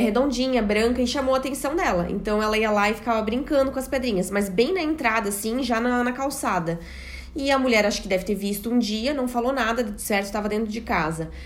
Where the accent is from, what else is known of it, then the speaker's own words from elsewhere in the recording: Brazil; accent: Brazilian; moved away as an adult; now in Portugal; eu era brasileira, pelo meu sotaque